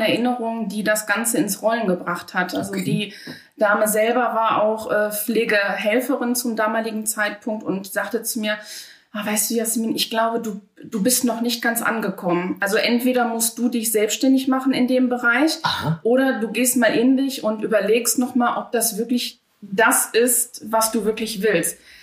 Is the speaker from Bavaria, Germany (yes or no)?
no; Dinslaken, North Rhine-Westphalia, Germany; Ich bin eine gebürtige Hiesfelderin und werde es hoffentlich auch immer bleiben